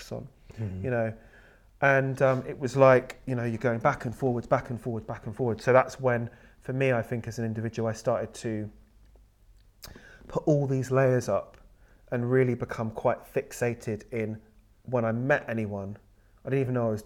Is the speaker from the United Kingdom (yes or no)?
yes; United Kingdom; so I'm brought up in with a British and sort of white family, and that's who I am. I'm British